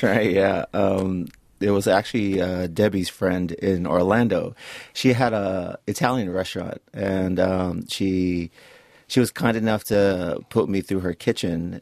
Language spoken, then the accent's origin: English; Samoa; also born or lived in Florida; now in Auckland, New Zealand; growing up in Samoa